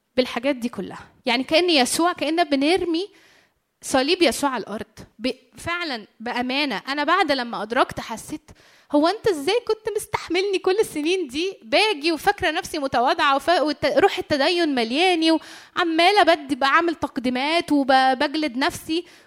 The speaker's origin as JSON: {"language": "Arabic", "country": "Egypt", "said": "عندنا في مصر"}